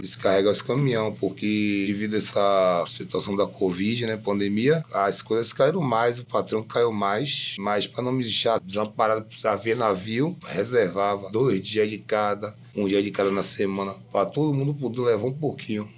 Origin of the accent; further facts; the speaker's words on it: Bahia, Brazil; moved away as an adult; A gente veio da Bahia pra trabalhar